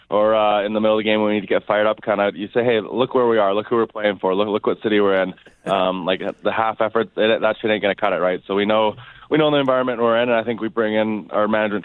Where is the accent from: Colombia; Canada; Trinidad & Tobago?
Canada; Vancouver, British Columbia; moved away as an adult; now in Philadelphia, United States; I'm from Vancouver